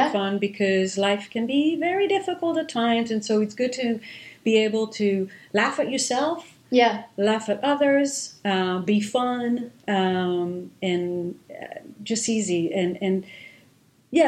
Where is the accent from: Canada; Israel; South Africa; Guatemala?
Israel; first language Hebrew; English is a second language; moved away as an adult; also born or lived in London, United Kingdom; now in Boston, United States; I grew up in Israel, speaking Hebrew